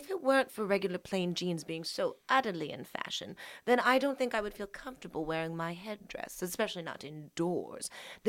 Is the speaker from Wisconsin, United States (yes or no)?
no; Pennsylvania, United States; I am from Pennsylvania, Dutch country. And then I moved to England when I was 2.5. And then I moved back to Pennsylvania, Dutch country 3 months later.